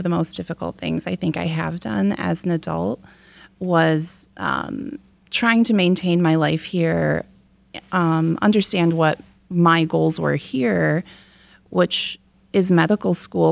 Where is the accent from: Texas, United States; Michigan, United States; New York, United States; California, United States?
Michigan, United States; I'm from Michigan.